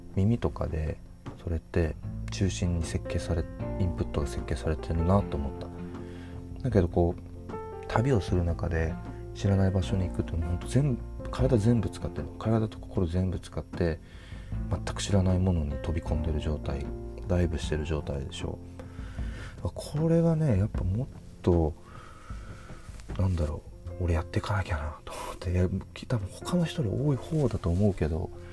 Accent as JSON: {"language": "Japanese", "region": "Hokkaido", "country": "Japan", "tie": "born or raised there", "moved": "yes", "lives_now": "Kyoto, Japan", "said": "僕は北海道で生まれ育った"}